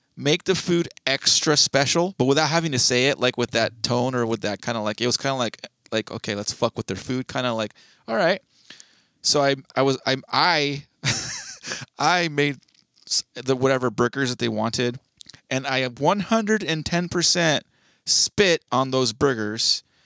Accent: California, United States; being a Californian

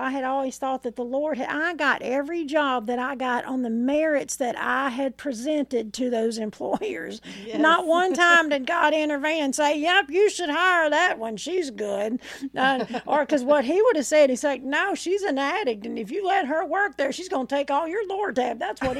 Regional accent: Arkansas, United States; I'm from Arkansas.

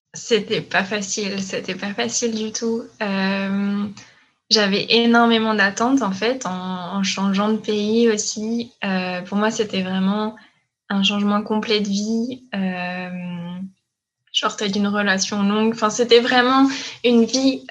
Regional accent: France; moved away as an adult; now in Quebec, Canada; je suis française. Je suis arrivée euh, au Québec il y a trois ans, en janvier 2018

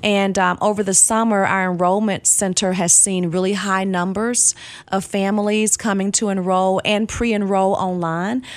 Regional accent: Nashville, Tennessee, United States; also born or lived in Pensacola, Florida / Georgia; now in Clarksville, United States; my family moved to Nashville, and so that's where I grew up. So I was in Nashville from kindergarten all the way up until I graduated from high school

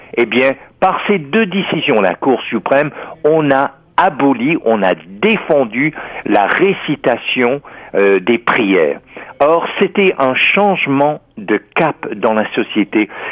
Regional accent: Texas, United States; moved away; je suis américain né au Texas en 1950. Au début, à l'école, euh, on priait

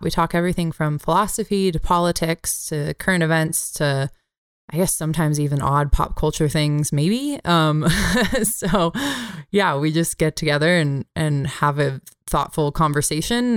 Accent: Bay Area, California, United States; where I grew up in the Bay Area

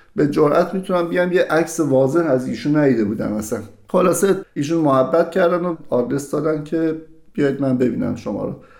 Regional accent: Mashhad, Razavi Khorasan, Iran; moved away as an adult; در مشهد متولد شدم و تقریبا در همون مشهد سکونت داشتم تا حدود دو سه سال پیش که از ایران به همراه همسرم و دو فرزندم مهاجرت کردم

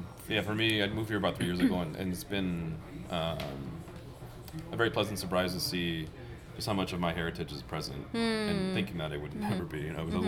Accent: Los Angeles, California, United States; moved away as an adult; now in Minneapolis, United States; I grew up in Los Angeles. It's very Latino

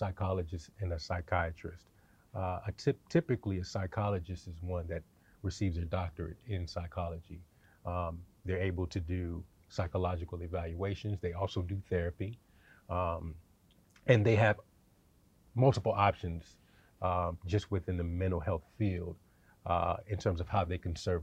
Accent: Sacramento, California, United States; moved away as an adult; also born or lived in Atlanta, Georgia; I grew up in Sacramento, California

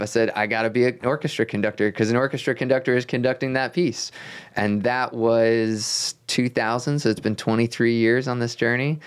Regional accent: Rockville, Maryland, United States; I grew up outside of Washington, D C

